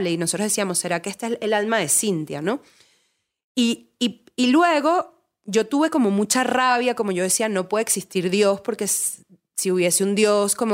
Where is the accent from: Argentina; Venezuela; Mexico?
Venezuela; moved away; vengo de Venezuela y tuve que salir de Venezuela tipo por eso.